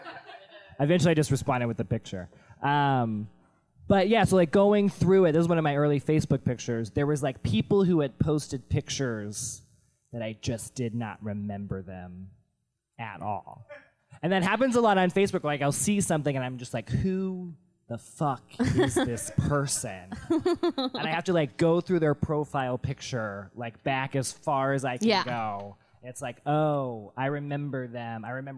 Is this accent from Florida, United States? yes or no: no; Memphis, Tennessee, United States; In Memphis. So there was no reason to wear a North face at all.